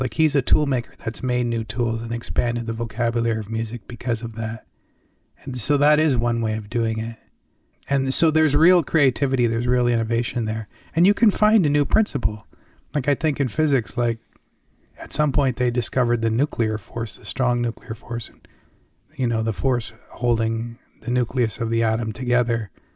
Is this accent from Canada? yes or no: yes; Canada; I grew up in Canada